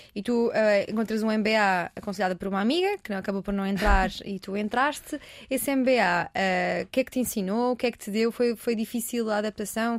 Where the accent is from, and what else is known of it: Portugal